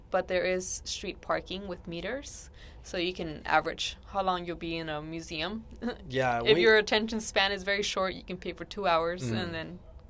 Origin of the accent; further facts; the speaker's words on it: Los Angeles, California, United States; Even though I'm from Los Angeles